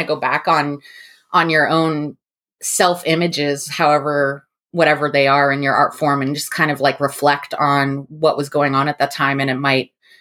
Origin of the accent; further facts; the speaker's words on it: New Mexico, United States; I grew up in New Mexico.